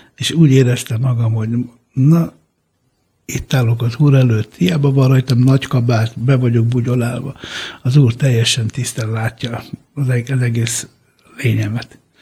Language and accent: Hungarian; Hungary; Hungarian is a second language; also born or lived in San Ferdinando di Puglia, Italy; ott éltünk eh, egészen öt éves koromig, amikor Magyarországra jöttünk.